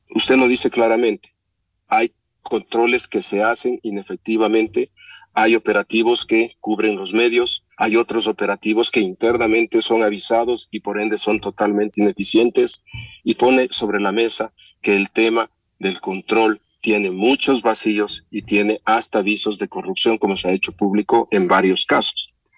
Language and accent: Spanish; Ecuador; todos los ecuatorianos